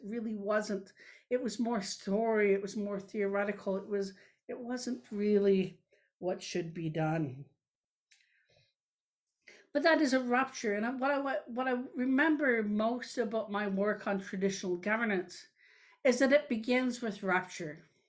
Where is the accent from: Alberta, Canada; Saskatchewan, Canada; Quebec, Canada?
Saskatchewan, Canada; Treaty 6, Southern; now in Manitoba, Canada; I come from Treaty 6, Southern Saskatchewan, and so I also bid hello to Treaty 6 and to my ancestors and relatives that live in Treaty 6 and now in Treaty 7.